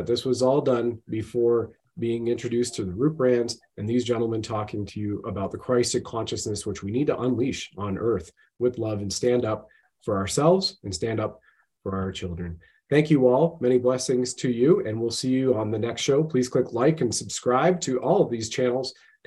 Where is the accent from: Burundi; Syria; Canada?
Canada; also born or lived in Ontario